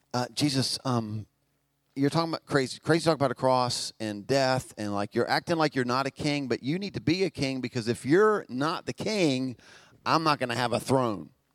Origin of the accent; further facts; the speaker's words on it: Albemarle, North Carolina, United States; we're from Albemarle.